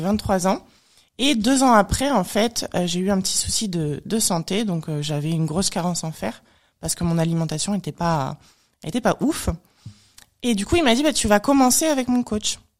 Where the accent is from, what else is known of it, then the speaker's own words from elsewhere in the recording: France; Je suis née en France